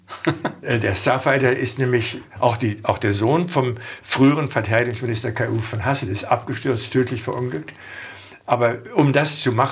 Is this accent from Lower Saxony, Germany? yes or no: yes; Hanover, Lower Saxony, Germany; Ich komme aus Hannover, aus einem Pfarrhaus. Mein Vater war Superintendent von Hannover-Linden, ein sehr großer Kirchenkreis.